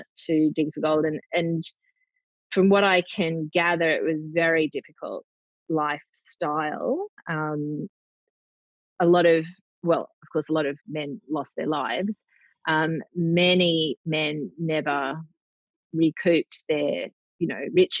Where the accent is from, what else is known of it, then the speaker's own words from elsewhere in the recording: Brisbane, Queensland, Australia; also born or lived in Cairns; being a Queenslander, being from Brisbane, but I've also lived in Cairns